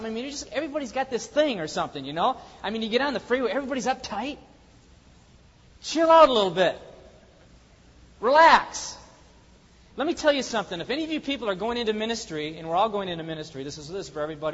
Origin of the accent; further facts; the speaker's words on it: the Northwest, Pacific Northwest, United States; I'm from the Northwest